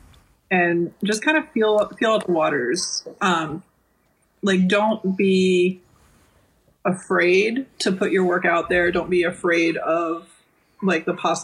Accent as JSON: {"language": "English", "town": "Weirton", "region": "West Virginia", "country": "United States", "tie": "born or raised there", "said": "I'm originally from Weirton. So yeah. I did in West Virginia"}